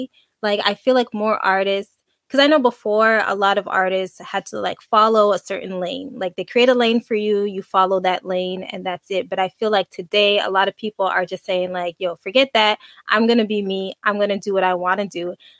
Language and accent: English; Montreal, Quebec, Canada; I'm coming from Canada and Montreal.